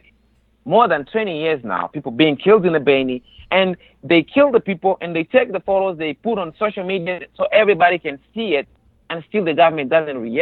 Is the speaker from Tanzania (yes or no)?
yes; Tanzania; moved away as an adult; also born or lived in Uvira, Democratic Republic of the Congo; now in United States; I grew up in a neighboring country. I mean, yes, I grew up in Tanzania. It's a neighboring country, in a camp, refugee camp